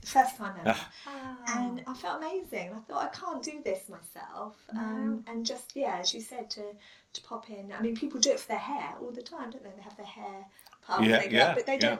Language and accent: English; Portsmouth, South East England, United Kingdom; also born or lived in London; I grew up in Southsea